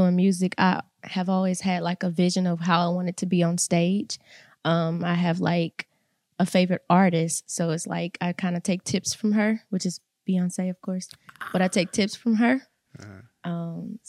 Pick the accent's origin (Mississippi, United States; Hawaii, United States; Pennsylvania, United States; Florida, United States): Mississippi, United States; Salus, Mississippi.